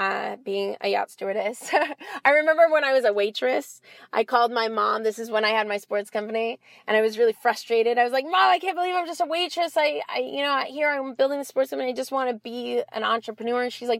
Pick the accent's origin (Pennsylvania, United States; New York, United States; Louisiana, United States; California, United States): California, United States; Los Angeles; So I'm from LA. I'm born and raised LA. I grew up in Westwood, and I live in Los Angeles now.